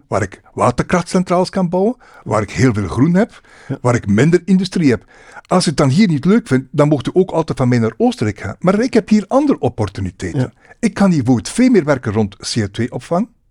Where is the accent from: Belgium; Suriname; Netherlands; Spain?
Belgium; Roeselare, Flanders; moved away as an adult; also born or lived in Ghent area; now in Melle, Belgium; ik ben van West-Vlaanderen